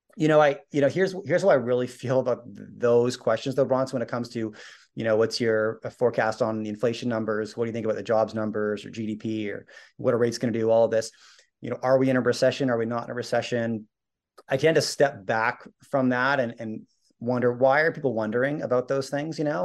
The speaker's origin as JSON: {"language": "English", "country": "Canada", "said": "I'm Canadian, my wife's American"}